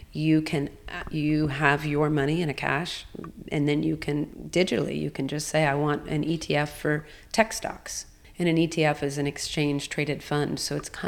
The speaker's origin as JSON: {"language": "English", "country": "United States", "also_born_or_lived": "Hong Kong / New York", "said": "I am American"}